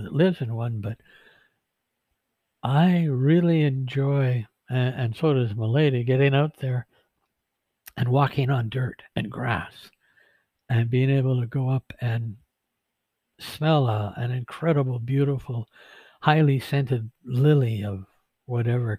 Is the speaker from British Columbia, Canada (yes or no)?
yes; Vancouver, British Columbia, Canada; I grew up in Vancouver, down close to the Fraser River.